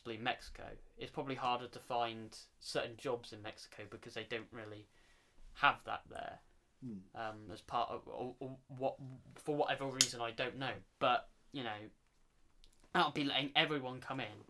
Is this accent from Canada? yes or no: no; England, United Kingdom; I'm English